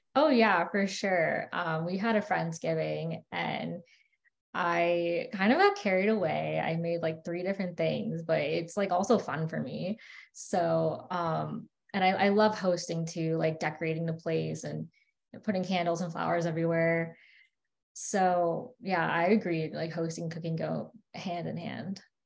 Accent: West Palm Beach, Florida, United States; also born or lived in New York; I'm from West Palm Beach and I went to UF for undergrad

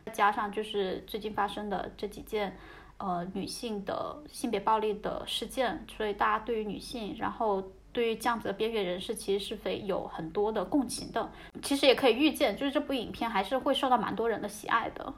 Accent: Hainan, China; 我老家是在海南

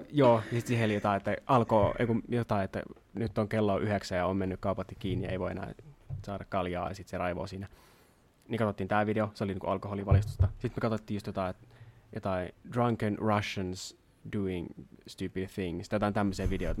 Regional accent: Jyväskylä, Central Finland, Finland; ala-aste oli tuolla Jyväskylässä, mistä me ollaan kotoisin molemmat.

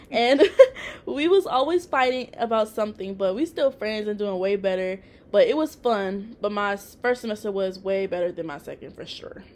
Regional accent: Tennessee, United States; now in Texas, United States; I'm originally from Tennessee

